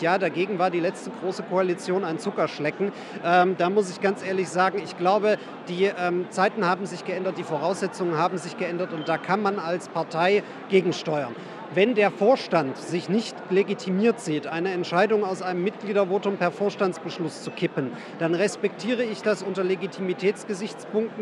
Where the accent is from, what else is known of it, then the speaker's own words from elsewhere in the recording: Saxony, Germany; moved away; also born or lived in Western Pomerania; ich komme aus Sachsen und habe dann lange in Vorpommern gelebt.